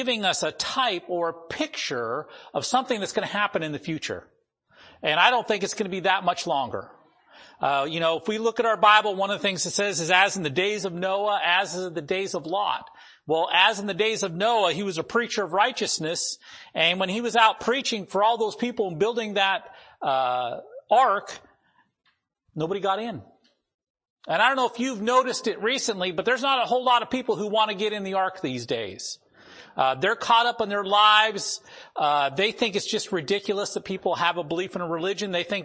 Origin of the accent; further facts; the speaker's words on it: North Dakota, United States; I grew up in North Dakota and went to school there.